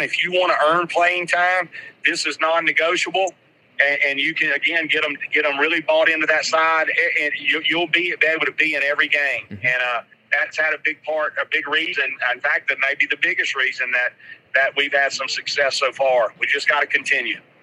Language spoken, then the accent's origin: English; Hattiesburg, Mississippi, United States; I grew up in Hattiesburg as well